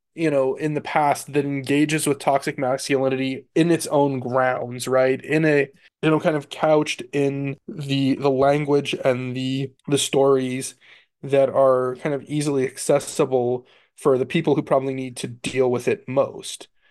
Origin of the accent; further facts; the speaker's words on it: Central Florida, United States; growing up in Florida